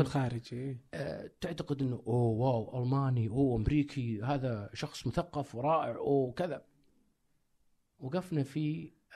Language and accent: Arabic; Saudi Arabia; كسعودي كعربي